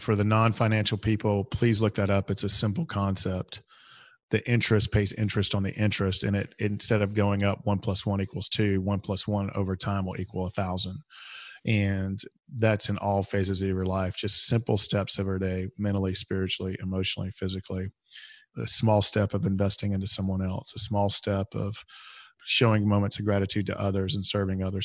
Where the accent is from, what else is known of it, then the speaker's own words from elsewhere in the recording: Atlanta, Georgia, United States; I am from Atlanta.